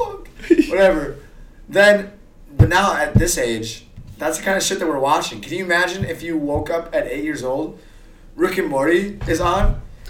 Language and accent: English; Bemidji, Minnesota, United States; I was raised in Bemidji.